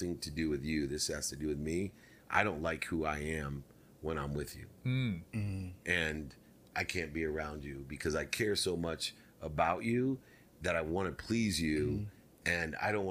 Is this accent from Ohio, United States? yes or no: yes; Akron, Ohio, United States; moved away; the projects where I was born in Akron, Ohio